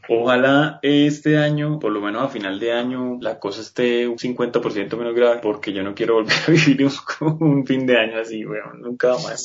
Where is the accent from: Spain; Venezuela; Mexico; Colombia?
Colombia; soy colombiano